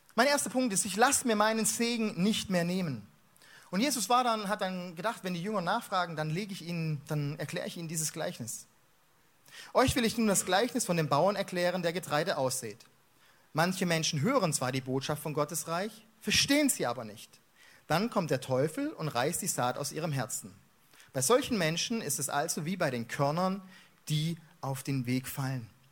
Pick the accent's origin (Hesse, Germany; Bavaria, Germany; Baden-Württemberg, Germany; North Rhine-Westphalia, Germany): Baden-Württemberg, Germany; Stuttgart; also born or lived in Mannheim; ich bin Schwabe. Ja, ich bin in Stuttgart geboren